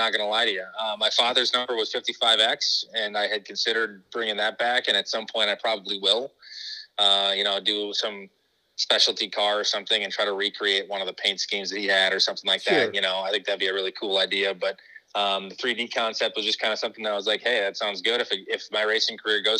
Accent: Arlington, Minnesota, United States; now in Rochester, United States; I am from Arlington, Minnesota originally. I then moved to Minnetonka, and that's where I played football and did all that stuff up there

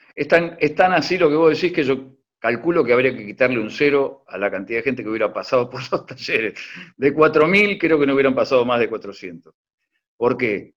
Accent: La Plata, Buenos Aires Province, Argentina; Yo soy de La Plata

